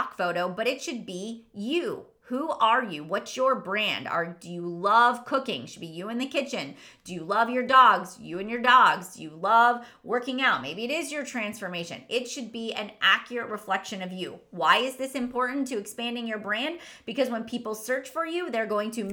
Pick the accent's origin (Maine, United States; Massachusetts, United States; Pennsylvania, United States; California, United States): Pennsylvania, United States; Irwin; my hometown where I grew up, Irwin, Pennsylvania